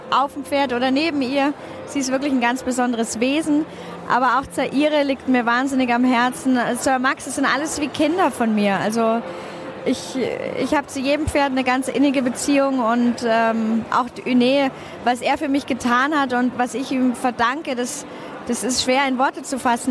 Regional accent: Bavaria, Germany; bei uns in Bayern

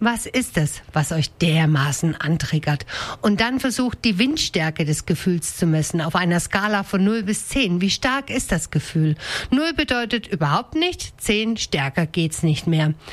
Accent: Denkingen, Baden-Württemberg, Germany; Zum Beispiel rege ich mich unfassbar auf, wenn die Leute in meinem Heimatdorf Denkingen mit einem Affenzahn den Landwirtschaftsweg benutzen

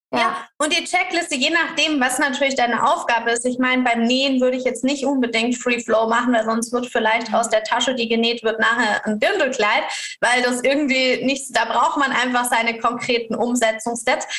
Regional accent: Karlsruhe, Baden-Württemberg, Germany; ich als Deutsche aus Karlsruhe

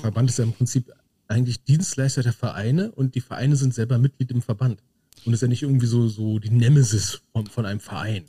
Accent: North Rhine-Westphalia, Germany; bei uns in Nordrhein-Westfalen

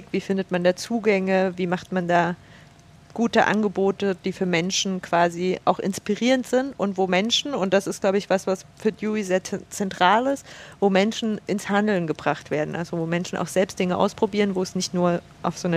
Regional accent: Saxony, Germany; Ich ähm, genau, bin aufgewachsen in einem Dorf bei Chemnitz, so ein knappes Vorwendekind, 87 geboren.

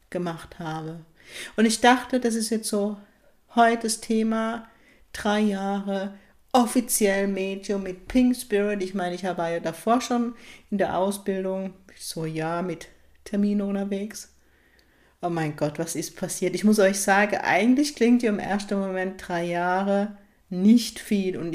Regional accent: Baden-Württemberg, Germany; Ich liebe es, meine Heimat, auch wenn ich den Norden genauso liebe, aber es ist gerade ein Geschenk, dass ich tatsächlich im Baden-Württemberg lebe, in der Kurpals

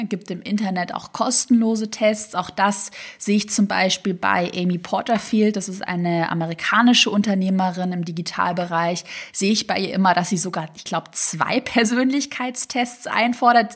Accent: Tübingen, Baden-Württemberg, Germany; now in Berlin, Germany; Tübingen, da wo ich herkomme

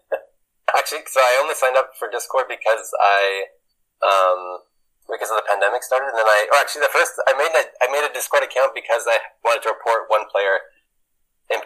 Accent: Canada; moved away as an adult; also born or lived in Switzerland; now in Belgium; I'm from Canada, and I live in Belgium now. Before, I was in Switzerland

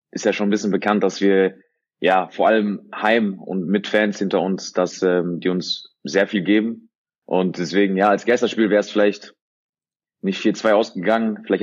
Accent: near Bochum, North Rhine-Westphalia, Germany; Ich komme hier aus der Nähe

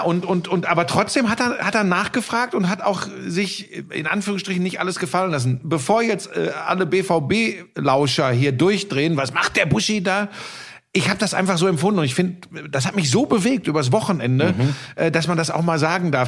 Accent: Ruhr area, North Rhine-Westphalia, Germany; now in Munich, Germany; ich komme aus dem Ruhrgebiet

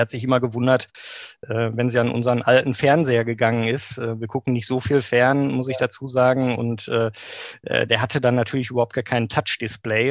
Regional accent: Bochum, North Rhine-Westphalia, Germany; also born or lived in Maastricht; Ich bin im Grunde ein Kind des Ruhrgebiets, wie mhm. man so schön sagt äh, in Bochum geboren, auch äh, aufgewachsen

